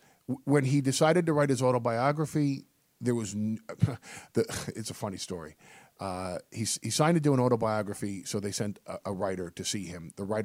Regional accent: New York, United States; I'm a New York Jew.

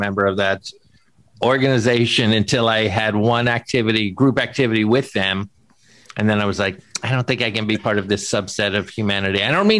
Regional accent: Florida, United States; I grew up in Florida, right?

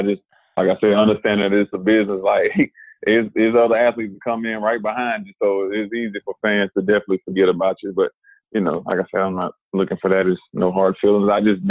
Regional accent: Winston-Salem, North Carolina, United States; moved away as an adult; now in Dallas, United States; my hometown, Winston-Salem, North Carolina.

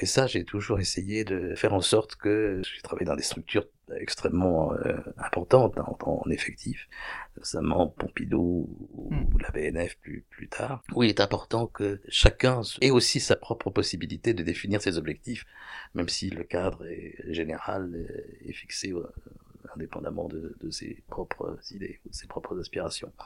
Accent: Paris, Île-de-France, France; je suis né en 1951, et je suis né euh, à Paris

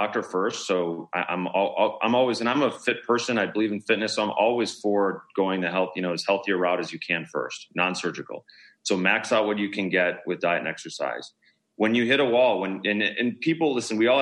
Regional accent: Milwaukee, Wisconsin, United States; now in Beverly Hills, United States; I'm from Milwaukee, Wisconsin.

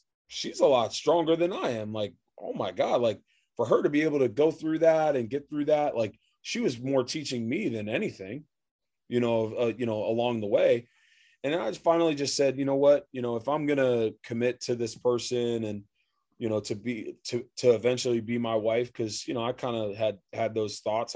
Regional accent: Reading, Pennsylvania, United States; moved away as an adult; also born or lived in Baltimore, Maryland / Las Vegas, Nevada; I grew up in Reading, PA

